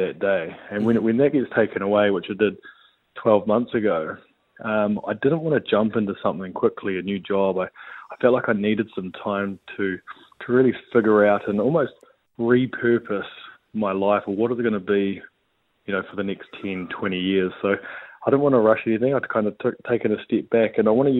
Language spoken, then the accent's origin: English; just outside Canterbury, New Zealand; I grew up just outside of Canterbury